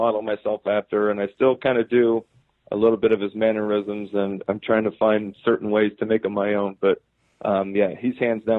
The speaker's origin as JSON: {"language": "English", "town": "Rensselaer", "region": "Indiana", "country": "United States", "tie": "born or raised there", "moved": "yes", "said": "Rensselaer, Indiana at our Jasper County Fair. They're back in my hometown"}